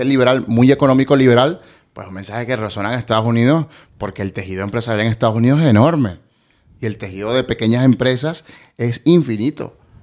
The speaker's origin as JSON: {"language": "Spanish", "country": "Venezuela"}